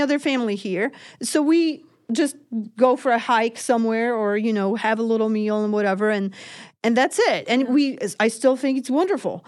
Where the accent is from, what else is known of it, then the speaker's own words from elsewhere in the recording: Poland; now in United States; I am from Poland